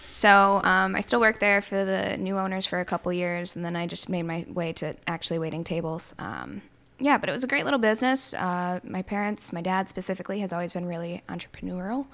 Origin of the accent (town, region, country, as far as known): Plattsburgh, New York, United States; born or raised there; also born or lived in Syracuse, New York